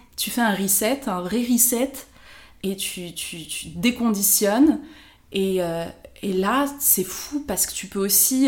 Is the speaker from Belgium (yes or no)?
no; France; je rentrais euh, en vacances au Maroc, on me faisait comprendre que ben non, j'étais de France